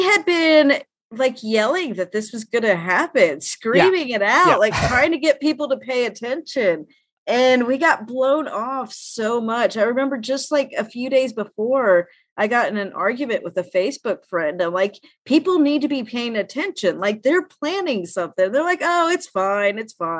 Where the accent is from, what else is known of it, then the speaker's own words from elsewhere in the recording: Knoxville, Tennessee, United States; Yeah, I should say I'm from Knoxville, so like it being Tennessee, that I picked up on that because that's my state.